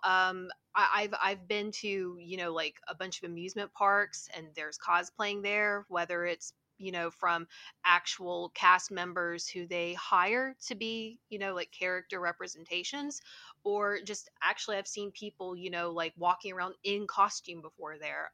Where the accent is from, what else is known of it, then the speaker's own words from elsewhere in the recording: Huntington, West Virginia, United States; moved away as an adult; now in Toronto, Canada; I'm from Huntington, West Virginia. It is a college town that's located at the very bottom of Ohio. Um, I was born and raised there, and um, I lived there until I was about 30.